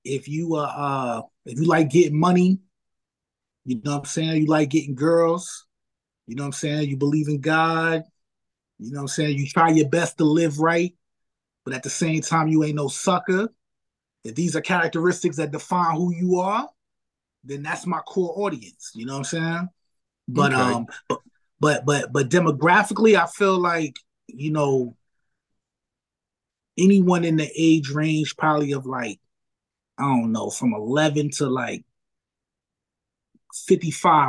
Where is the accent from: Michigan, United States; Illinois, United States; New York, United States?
New York, United States; New York City; So I'm from the Bronx. So when I was growing up in the Bronx, I used to rap